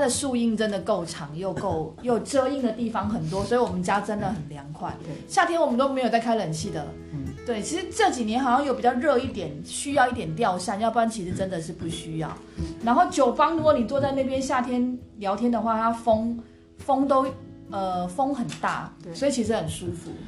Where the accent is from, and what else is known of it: Kinmen County, Taiwan; born or raised there